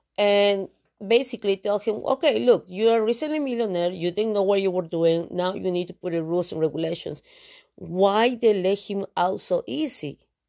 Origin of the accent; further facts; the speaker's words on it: Canada; Yes, because I'm a Canadian broadcaster.